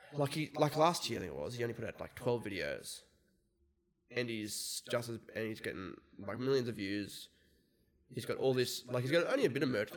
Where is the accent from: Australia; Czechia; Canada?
Australia; we're Australian.